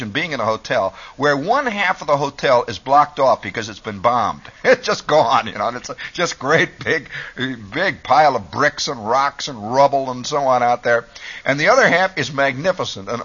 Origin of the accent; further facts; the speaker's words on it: United States; being an American